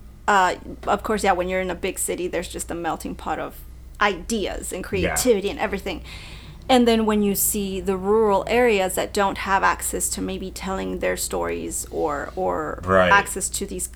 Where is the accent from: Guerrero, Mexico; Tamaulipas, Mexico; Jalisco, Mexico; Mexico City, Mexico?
Mexico City, Mexico; moved away; also born or lived in Monterrey, Mexico; I am from Mexico City, but I lived in Monterrey, Mexico.